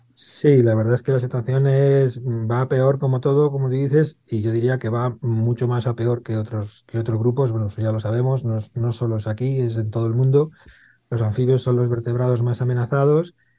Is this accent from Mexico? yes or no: no; Madrid, Community of Madrid, Spain; yo soy de Madrid, nací en Madrid, en Carabanchel